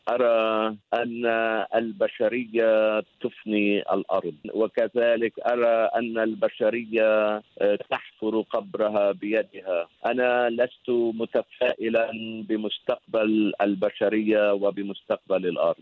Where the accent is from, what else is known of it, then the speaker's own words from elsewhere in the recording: Shabtin, North Governorate, Lebanon; moved away as an adult; also born or lived in Batroun, Lebanon / Beirut, Lebanon; now in Sydney, Australia; شبطين قرية صغيرة في شمال لبنان ولدت فيها ونشأت